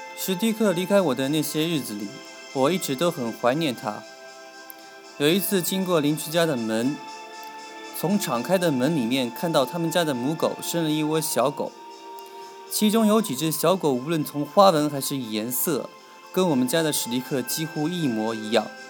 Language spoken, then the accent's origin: Chinese; southern China, China; also born or lived in Beijing; 我们家乡有史以来南方几乎最寒冷的一年